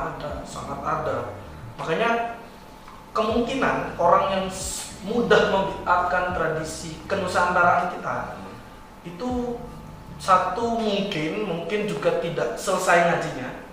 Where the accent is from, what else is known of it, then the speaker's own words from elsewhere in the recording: Bima, West Nusa Tenggara, Indonesia; saya asli di dari NTB uh, eh, Bima